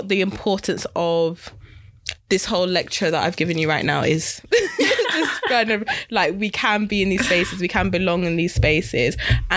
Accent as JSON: {"language": "English", "town": "Wolverhampton", "region": "West Midlands", "country": "United Kingdom", "tie": "born or raised there", "said": "I grew up in Wolverhampton"}